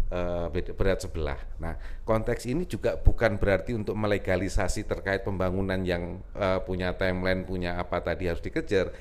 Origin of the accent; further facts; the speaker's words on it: Lampung, Indonesia; also born or lived in Yogyakarta / Bandung; now in Jakarta, Indonesia; ibu saya memang dari Jogja, bapak saya dari Jawa Timur, tapi saya lahir di Lampung